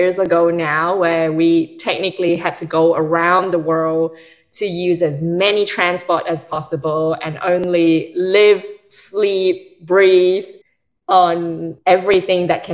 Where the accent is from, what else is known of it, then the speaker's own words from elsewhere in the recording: Australia; moved away as an adult; now in United Kingdom; I was originally from Australia, came over